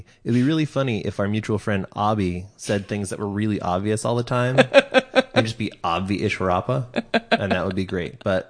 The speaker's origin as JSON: {"language": "English", "region": "Pacific Northwest", "country": "United States", "tie": "born or raised there", "said": "growing up in the Pacific Northwest"}